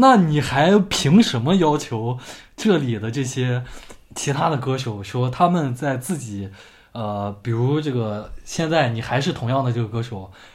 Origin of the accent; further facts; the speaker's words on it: China; 我作为一个中国人